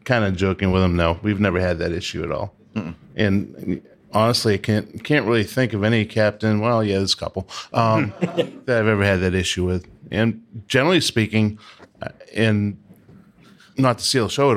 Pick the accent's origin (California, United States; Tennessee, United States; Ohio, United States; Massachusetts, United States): Massachusetts, United States; Boston; I'm from Boston